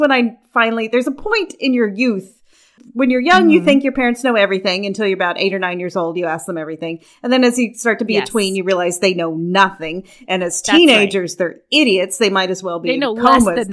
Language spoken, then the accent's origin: English; Kentucky, United States; I'm from Kentucky.